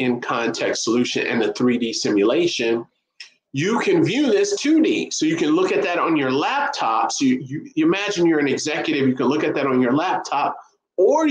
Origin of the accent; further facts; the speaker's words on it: Chicago, Illinois, United States; I'm from Chicago